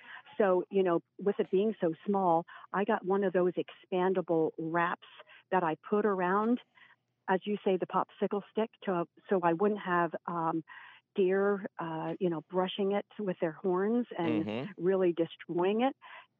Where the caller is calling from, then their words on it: Bethel, Pennsylvania, United States; I'm from Bethel, Pennsylvania. So I'm right near the Lebanon County line. I'm still in Berks County, but I'm very close to the Lebanon County line.